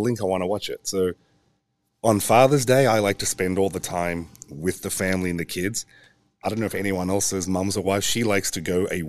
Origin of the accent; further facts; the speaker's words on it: Australia; also born or lived in England; Well, I was a rugby player and my dad was in the Australian Navy and we got posted to England.